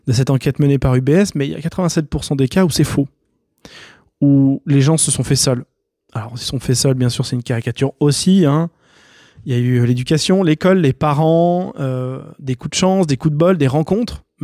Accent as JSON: {"language": "French", "country": "France", "said": "je vais dire français, pas suisse, parce que vous savez, je suis français et suisse."}